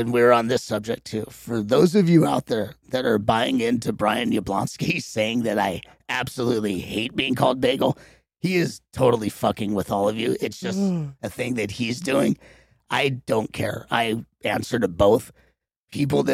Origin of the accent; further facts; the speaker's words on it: Los Angeles, California, United States; growing up there, we just call it Venice